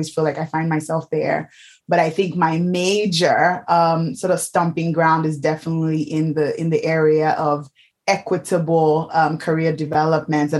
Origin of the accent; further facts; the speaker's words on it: Nigeria; moved away as an adult; now in United Kingdom; I'm Nigerian.